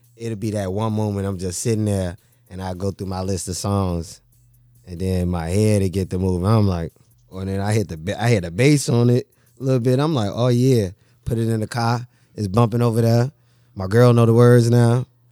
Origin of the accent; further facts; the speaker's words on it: Chicago, Illinois, United States; growing up in Chicago, man, you know, it, it's rough